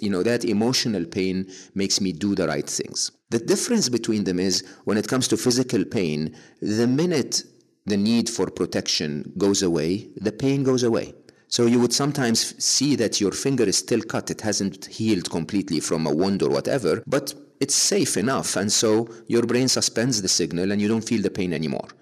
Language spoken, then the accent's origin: English; Egypt; moved away as an adult; growing up in Egypt